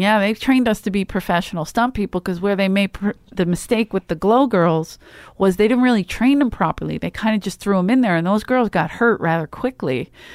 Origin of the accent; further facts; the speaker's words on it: Philadelphia, Pennsylvania, United States; moved away; I'm from Philly